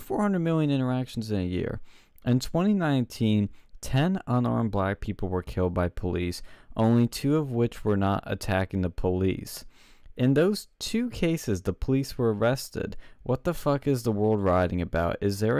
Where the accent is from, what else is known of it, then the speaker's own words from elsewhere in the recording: Philadelphia, Pennsylvania, United States; What happened in my hometown?